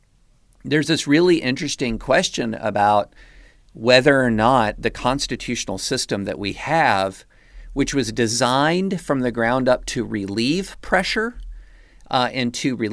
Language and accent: English; Georgetown, Kentucky, United States; also born or lived in Opelika, Alabama / Baton Rouge, Louisiana; now in Franklin, United States; And raised in Georgetown, Kentucky, and live in Franklin, Tennes